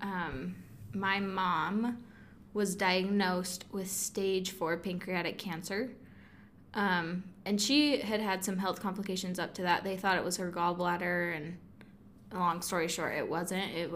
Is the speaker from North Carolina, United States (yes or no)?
no; Kaysville, Utah, United States; I'm from Kaysville, Utah